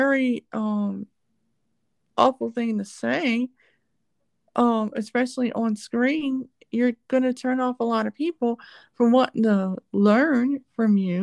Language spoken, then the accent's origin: English; United States; I'm American